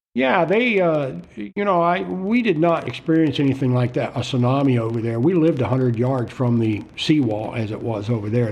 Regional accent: Florida, United States; moved away; also born or lived in Okinawa, Japan; I spent, you know, several years growing up in Florida.

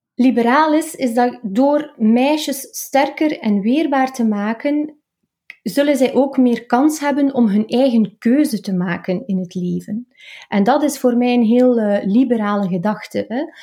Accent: Oudenaarde, Flanders, Belgium; also born or lived in Maarkedal; ik kom uit Oudenaarde, dat is eh, de Vlaamse Ardennen. Ik ben er ook opgegroeid in de streek, hè, in, in Markedal.

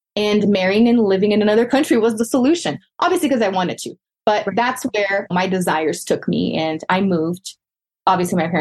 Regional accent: Brazil; now in United States; I was born and raised in Brazil, so I am Brazilian. I am now an American citizen, a U.S. citizen

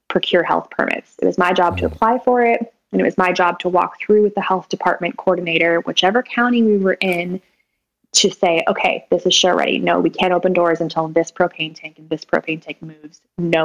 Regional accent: Sacramento, California, United States; also born or lived in Folsom, California; I'm from Sacramento, born and raised in Sacramento, and most of my life in a suburb of Sacramento called Folsom

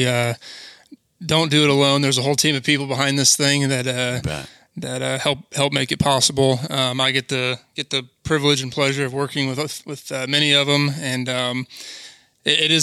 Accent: Indiana, United States; Grew up in this area since I was a kid

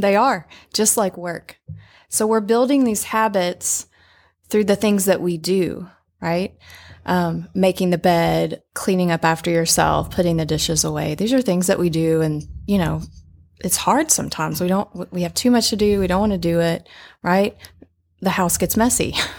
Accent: Little Rock, Arkansas, United States; moved away as an adult; We both grew up in Little Rock.

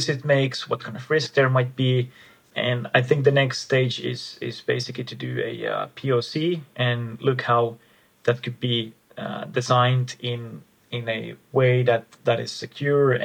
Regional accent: Finland; I'm myself from Finland, from the Nordics

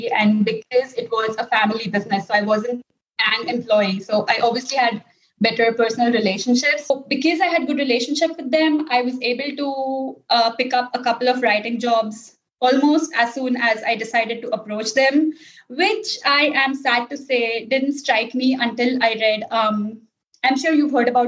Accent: India; English is a second language; moved away as an adult; now in Italy; my mother tongue is not English, but we have been almost 70% of population in India. We learn English from kindergarten. So like we grew up speaking in English with each other, with our teachers, with people in our school

